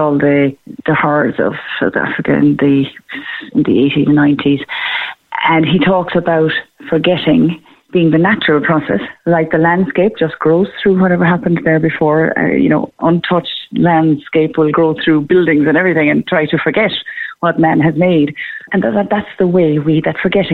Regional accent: Clonakilty, Munster, Ireland; I'm from Clonakilty originally

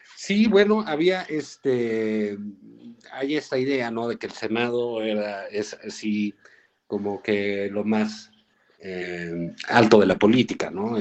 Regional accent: Mexico; los mexicanos

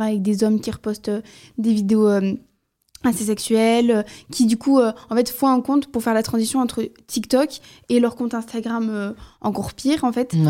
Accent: southern France, France; je viens du Sud

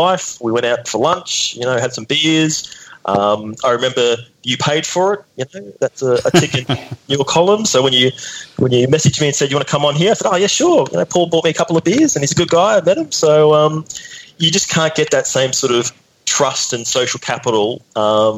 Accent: North Queensland, Australia; I grew up in North Queensland.

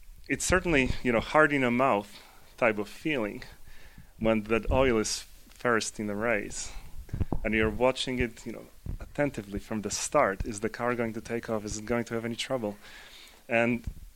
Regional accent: Poland; now in United States; I'm originally from Poland. I live in the U.S. and have lived in the U.S. for a while

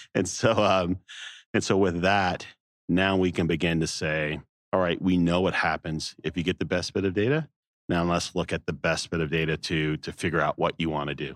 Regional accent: the South, United States; growing up in the South

